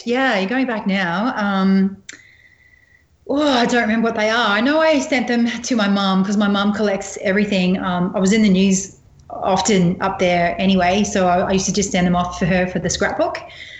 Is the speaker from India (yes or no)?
no; Australia; really natural looking photograph about just being the Aussie survivor.